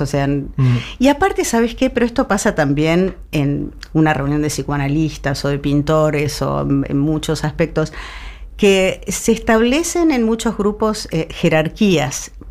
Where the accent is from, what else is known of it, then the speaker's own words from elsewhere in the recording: Argentina; somos argentinos